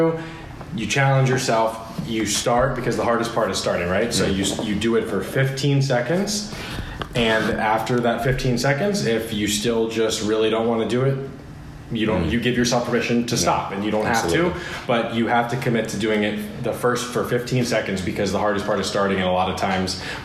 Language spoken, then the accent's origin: English; West Virginia, United States; moved away as an adult; I was born and raised in West Virginia